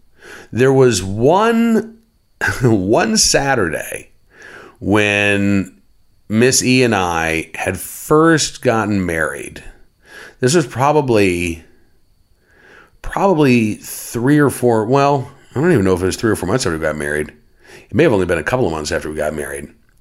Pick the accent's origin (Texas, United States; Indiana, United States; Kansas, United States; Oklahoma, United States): Oklahoma, United States; Oklahoma City; Growing up in Oklahoma, the big festival was the Festival of the Arts. Growing up in Oklahoma City, I should say, the big festival was the Festival of the Arts.